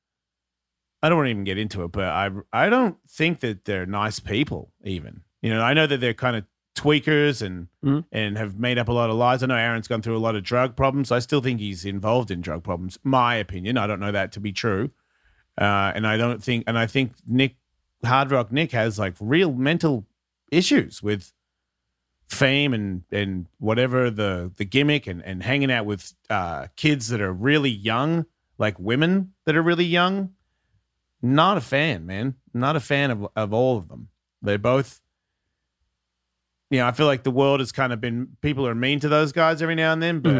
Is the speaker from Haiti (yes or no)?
yes; Haiti; You know what? I grew up in Haiti. You don't want to fuck with me.